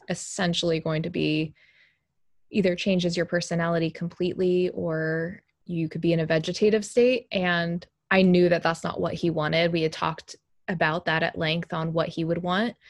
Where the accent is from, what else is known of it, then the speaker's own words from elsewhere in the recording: Texas, United States; moved away; I'm from Texas originally